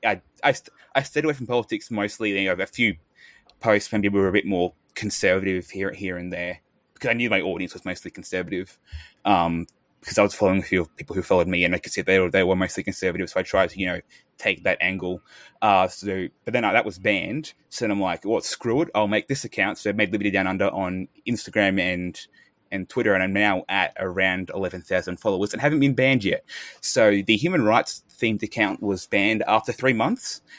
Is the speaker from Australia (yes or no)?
yes; Australia